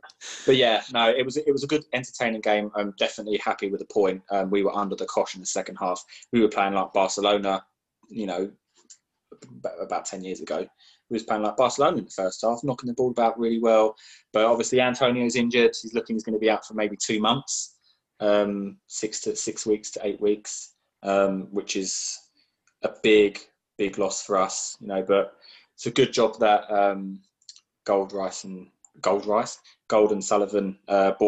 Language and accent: English; England, United Kingdom; we're English.